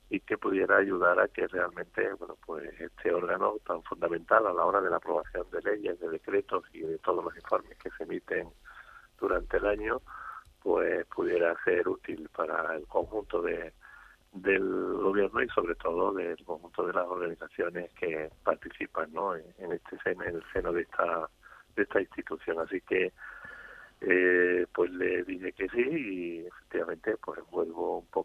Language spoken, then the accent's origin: Spanish; Andalusia, Spain; Soy andaluz y creo que todos estamos obligados a colaborar en cualquier momento de nuestra vida para intentar que aquí, en esta tierra maravillosa en la que vivimos, pues las cosas funcionen.